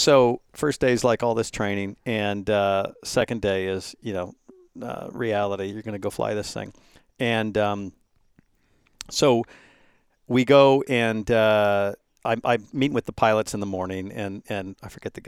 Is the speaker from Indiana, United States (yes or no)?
no; San Francisco, California, United States; I grew up in San Francisco